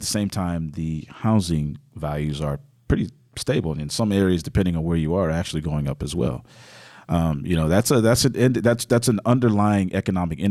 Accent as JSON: {"language": "English", "town": "Houston", "region": "Texas", "country": "United States", "tie": "born or raised there", "also_born_or_lived": "Nigeria", "lives_now": "Fort Worth, United States", "said": "I was born Houston was born and raised there."}